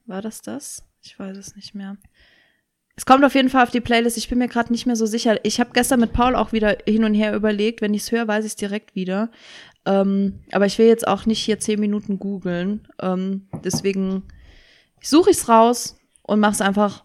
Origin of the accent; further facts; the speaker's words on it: Saarland, Germany; Ich bin ja Saarländerin.